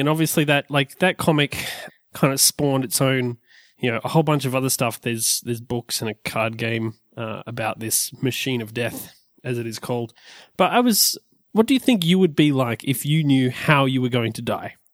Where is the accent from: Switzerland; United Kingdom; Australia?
Australia; we're Australian